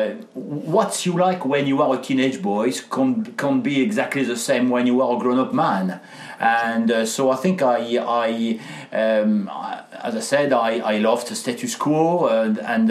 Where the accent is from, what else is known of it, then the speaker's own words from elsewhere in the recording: France; accent: French; English is a second language; moved away; with my accent I am French, and I had a chance to grow up with my grandparents